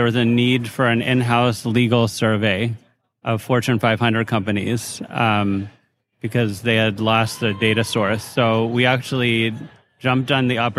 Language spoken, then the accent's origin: English; Minneapolis, Minnesota, United States; now in New York, United States; I'm from Minneapolis, Minnesota